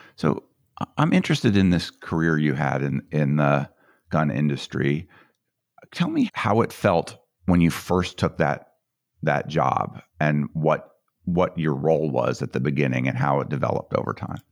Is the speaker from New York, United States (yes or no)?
no; Colorado, United States; I grew up in Colorado